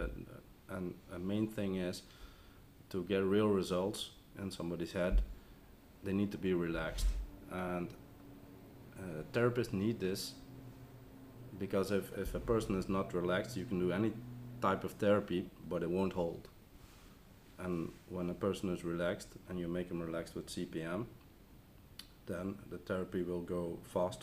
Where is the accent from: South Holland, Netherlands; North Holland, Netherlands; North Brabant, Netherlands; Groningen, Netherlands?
North Brabant, Netherlands; Bergeijk; I'm from Bergijk.